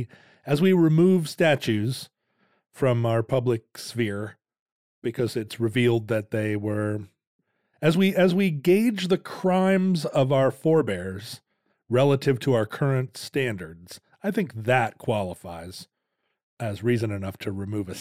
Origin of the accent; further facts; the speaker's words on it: Wales, United Kingdom; As a Welshman, you know, we were also treated poorly.